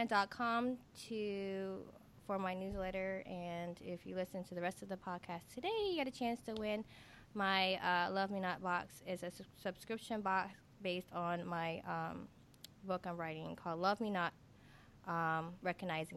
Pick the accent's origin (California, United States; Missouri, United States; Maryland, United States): Maryland, United States; Silver Spring; moved away as an adult; now in New Orleans, United States; was born and raised in Silver Spring, Maryland